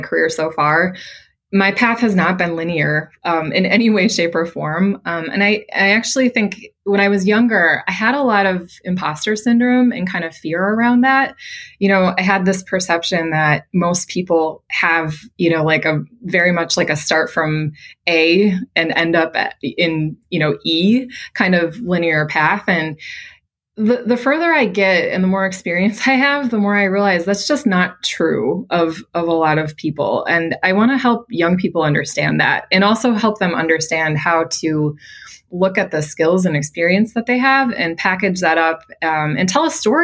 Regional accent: Midwest, United States; moved away as an adult; now in Boston, United States; I'm from the Midwest. And so I had a very kind of traditional Midwest upbringing, I would say there. Grew up on a farm

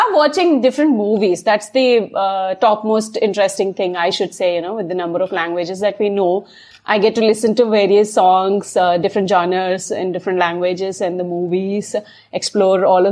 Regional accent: Hyderabad, Telangana, India; moved away as an adult; now in Canada; we are from Hyderabad

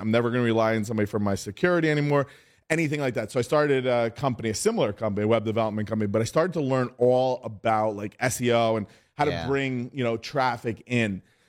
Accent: New York City, New York, United States; as you said, and I'm from New York City.

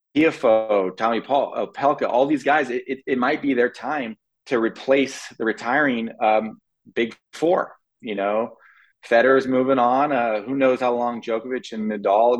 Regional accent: California, United States; moved away as an adult; now in Florida, United States; we grew up in California. You know, we're West Coast boys, uh, but I've been living in in Florida for now 12 years

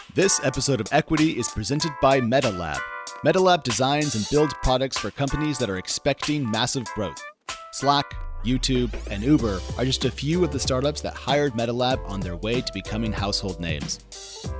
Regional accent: United States; I'm an American

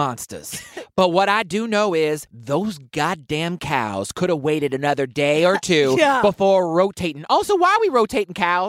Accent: the South, United States; I'm from the South.

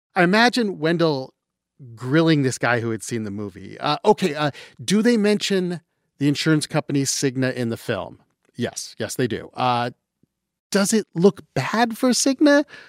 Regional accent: London, Ontario, Canada; now in United States; I'm from London, Ontario

